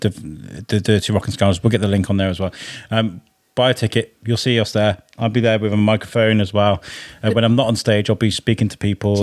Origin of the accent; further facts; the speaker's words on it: Wrexham, Wales, United Kingdom; I grew up in Wrexham